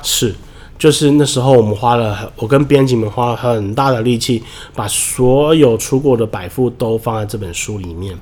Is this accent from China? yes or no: no; Taiwan; 我们台湾人